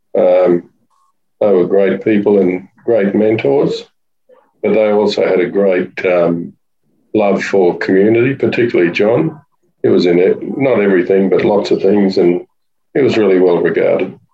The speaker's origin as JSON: {"language": "English", "town": "Warwick", "region": "Queensland", "country": "Australia", "tie": "born or raised there", "also_born_or_lived": "Brisbane", "moved": "as an adult", "lives_now": "Sunshine Coast, Australia", "said": "I was born in Warwick initially, but my parents were farmers and then went to boarding school, did my law in in Brisbane for five years."}